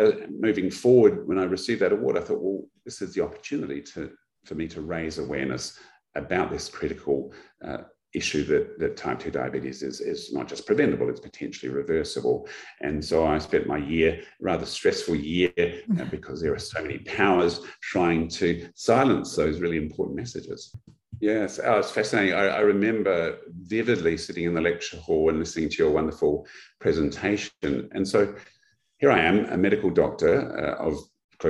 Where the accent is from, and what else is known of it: Australia